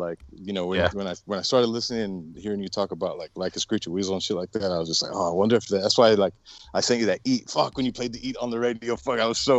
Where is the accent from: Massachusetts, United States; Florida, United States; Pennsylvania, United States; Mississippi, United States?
Florida, United States; Miami; I grew up in Miami, so okay. Like a lot of the bands. Yeah, I was born in Miami